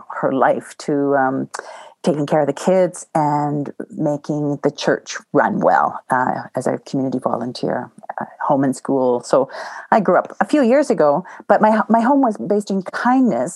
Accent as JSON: {"language": "English", "region": "Southern Ontario", "country": "Canada", "tie": "born or raised there", "moved": "yes", "lives_now": "Banff, Canada", "said": "I grew up in Southern Ontario"}